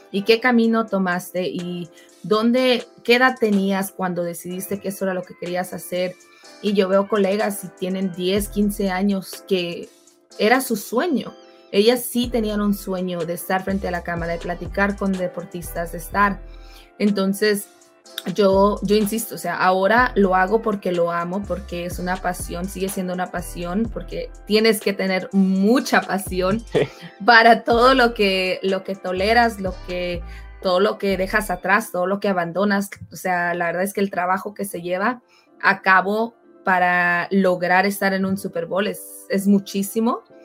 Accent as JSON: {"language": "Spanish", "country": "Mexico", "also_born_or_lived": "California, United States", "said": "yo soy mexicana"}